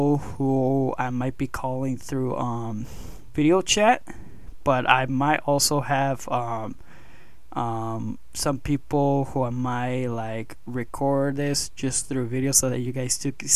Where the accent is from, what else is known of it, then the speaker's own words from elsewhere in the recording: Mexico; moved away; I also own a gym down south in my home country of Mexico.